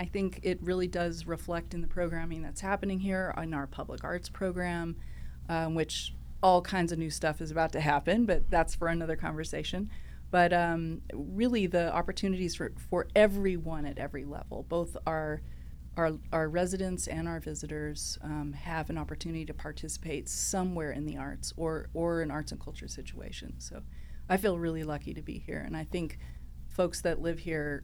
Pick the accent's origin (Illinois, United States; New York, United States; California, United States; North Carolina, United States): California, United States; Los Angeles; I'm born and raised in Los Angeles